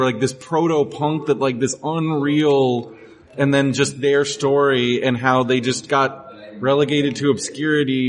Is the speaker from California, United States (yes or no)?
yes; San Diego, California, United States; now in Yucaipa, United States; I grew up in San Diego